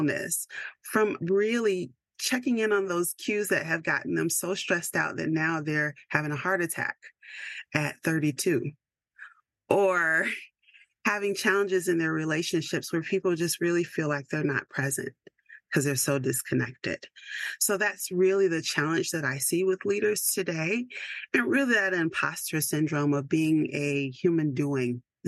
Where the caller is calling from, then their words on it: Georgia, United States; And I am checking in from Georgia, which is not as cold as most places in the world right now.